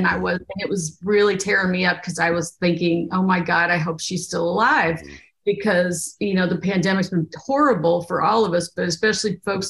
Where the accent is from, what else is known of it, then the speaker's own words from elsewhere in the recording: Bourbon County, Kentucky, United States; moved away as an adult; also born or lived in Oregon; I grew up in Kentucky in Bourbon County, and I went to a very small country high school.